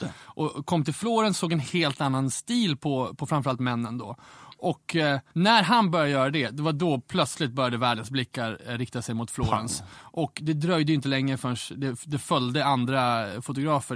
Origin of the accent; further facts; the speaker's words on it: Umeå, Västerbotten County, Sweden; moved away; kommer från Umeå ursprungligen. Ja. Och jag är ju kommer från punk och hardcore-rörelsens Umeå där jag är uppvuxen på slutet på 90-talet